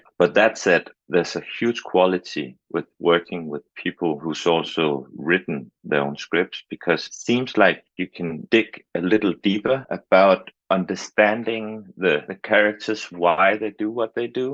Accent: Denmark; I'm from Denmark.

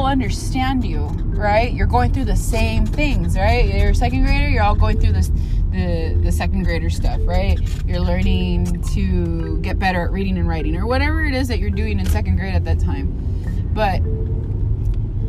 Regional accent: Los Angeles, California, United States; I'm a born and raised Angelino. I was born here and I was raised here

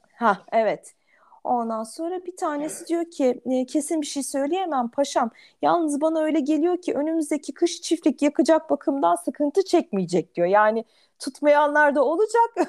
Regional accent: Ankara, Turkey; bir Ankaralı olarak

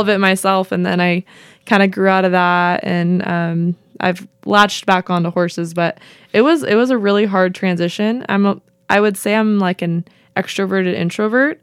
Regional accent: Vale, Oregon, United States; moved away as an adult; also born or lived in Portland, Oregon / Corona, California / Las Vegas, Nevada / Idaho; now in Pendleton, United States; I tell everyone I'm from Vail, Oregon

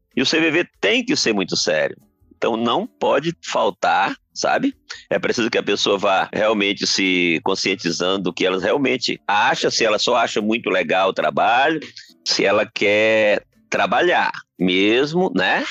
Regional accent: Brazil; a gente é brasileiro

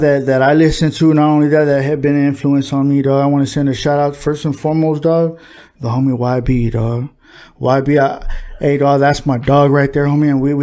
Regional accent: El Monte, California, United States; the city of Monte. You know what I mean? My city, my hometown

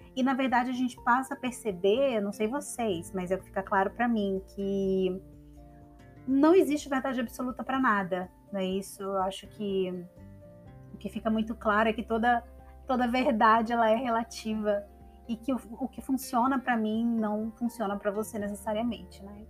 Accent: São Luís, Maranhão, Brazil; moved away as an adult; also born or lived in São Paulo; now in Ceará, Brazil; da minha cidade natal, São Luís

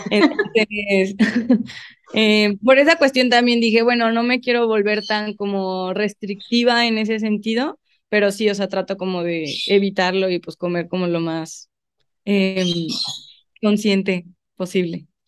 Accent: León, Guanajuato, Mexico; also born or lived in Guadalajara; yo soy de León, toda mi vida he vivido aquí.

